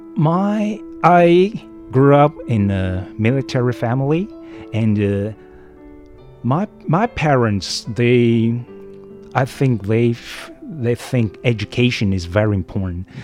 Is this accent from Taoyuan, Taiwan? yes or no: yes; Taoyuan, Taiwan; English is a second language; moved away as an adult; now in Hualien, Taiwan; I'm a from Taoyuan actually